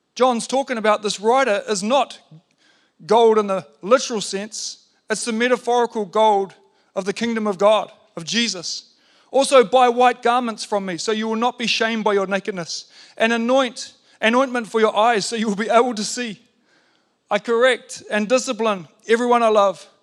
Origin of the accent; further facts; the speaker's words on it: New Zealand; being a Kiwi bloke